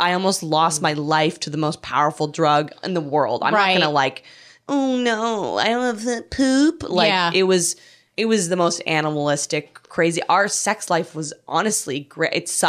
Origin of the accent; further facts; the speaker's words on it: Canada; now in United States; I'm able to travel into my home country of Canada.